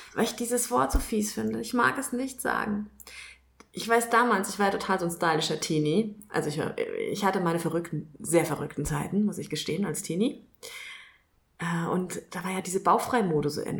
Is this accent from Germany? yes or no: yes; Kelkheim, Hesse, Germany; also born or lived in Frankfurt; now in Ruppertshain, Germany; Ich bin mal gebürtige Kelkheimerin